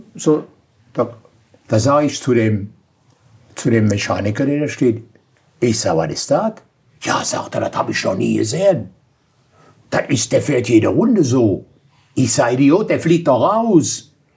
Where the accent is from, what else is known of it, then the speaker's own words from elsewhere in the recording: Aachen, North Rhine-Westphalia, Germany; Ich bin aus Aachen.